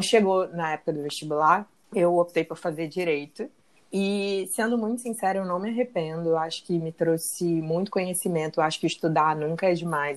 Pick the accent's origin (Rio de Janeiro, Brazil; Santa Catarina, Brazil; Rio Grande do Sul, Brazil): Rio de Janeiro, Brazil; Sou carioca, moro na cidade maravilhosa